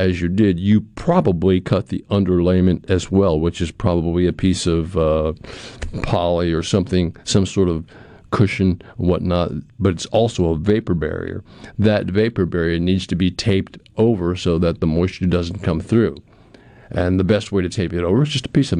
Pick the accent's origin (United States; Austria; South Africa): United States; New England; moved away as an adult; now in Pearl, United States; growing up in New England